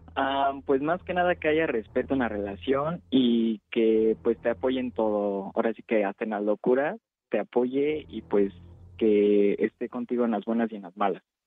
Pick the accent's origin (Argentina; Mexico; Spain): Mexico; northern Mexico; los tres somos norteños